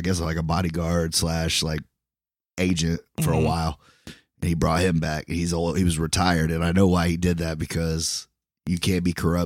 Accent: Brooklyn, New York, United States; I'm from Brooklyn, you know?

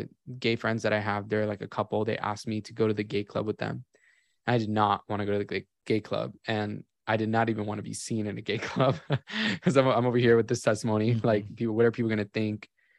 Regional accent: Miami, Florida, United States; And I grew up in Miami. My family was always doing cruise ships all the time.

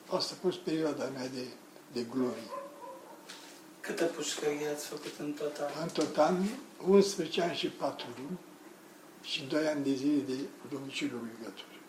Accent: Romania; Ferdinand, comuna mea

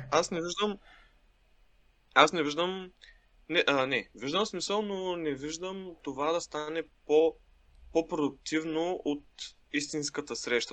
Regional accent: Shumen, Shumen Province, Bulgaria; now in Sofia, Bulgaria; аз съм в моя роден град, а, Шумен

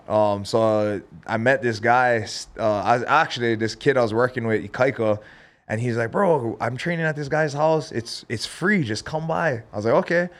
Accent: Hilo, Hawaii, United States; moved away as an adult; now in Las Vegas, United States; growing up in Hilo

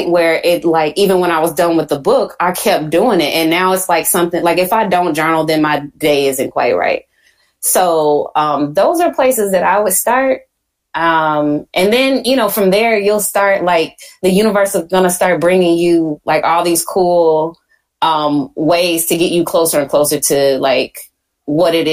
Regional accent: Houston, Texas, United States; accent: Southern; I'm from Houston

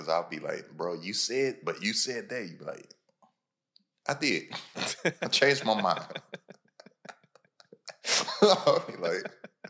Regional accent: Lexington, Kentucky, United States; I'm from Kentucky, bro. I'm from Lexington, Kentucky.

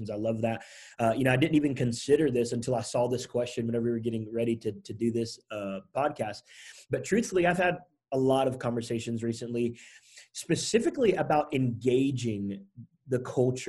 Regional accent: Fort Walton Beach, Florida, United States; moved away as an adult; also born or lived in Georgia / Tallahassee, Florida; I was born in Georgia, grew up at an Eglin Air Force Base, Herbert Field, actually, in Fort Walton Beach. And moved to Tallahassee, middle school, high school, college out there.

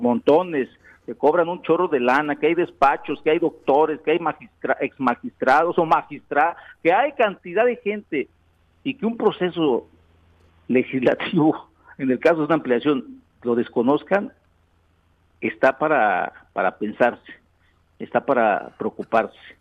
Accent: Yautepec, Morelos, Mexico; una calle en mi pueblo, Yautepec

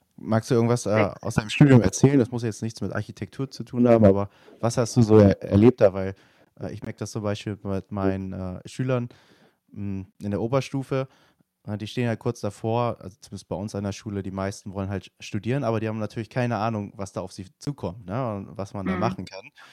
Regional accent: Germany; also born or lived in Nottingham, England; ich als Deutscher

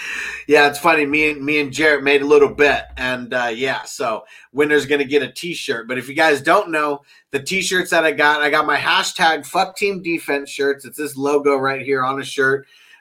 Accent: San Diego, California, United States; I'm from San Diego

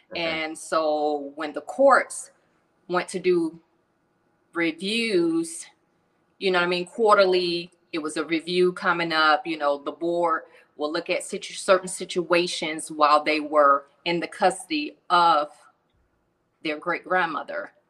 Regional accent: Atlanta, Georgia, United States; I'm originally from Atlanta

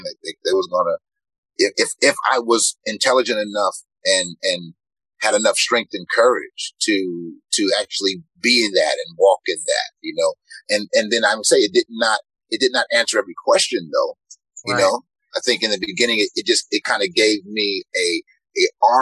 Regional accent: Los Angeles, California, United States; Growing up in South Central Los Angeles, where, you know, you didn't see a lot of black men who looked like me at all

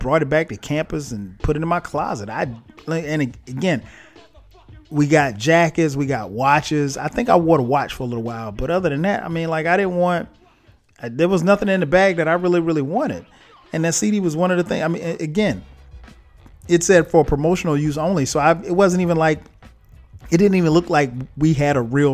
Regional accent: Florence, South Carolina, United States; I'm from Florence, South Carolina.

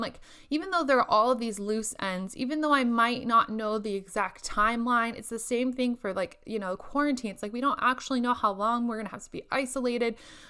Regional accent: Indonesia; now in Lincoln, United States; during this quarantine instead of sit up in my apartment in Lincoln where it's much colder than what I am used to from Indonesia.

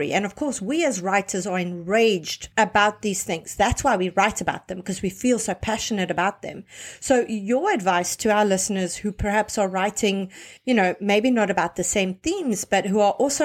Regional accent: South Africa; I come from South Africa

